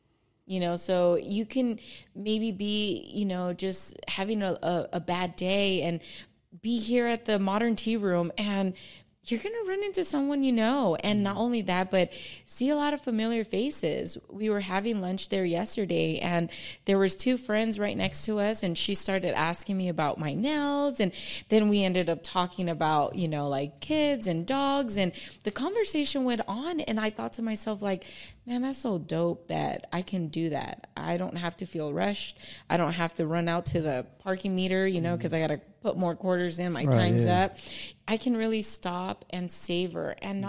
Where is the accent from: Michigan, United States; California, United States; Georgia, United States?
California, United States; Palmdale; "Oh, I'm from Palmdale." You know, so proud.